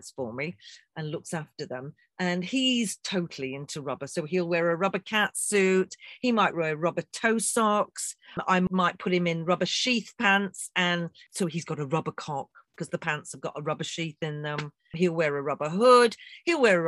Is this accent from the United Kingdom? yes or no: yes; England, United Kingdom